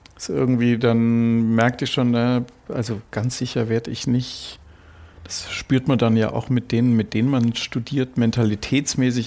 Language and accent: German; Frankfurt, Hesse, Germany; ich bin in Frankfurt aufgewachsen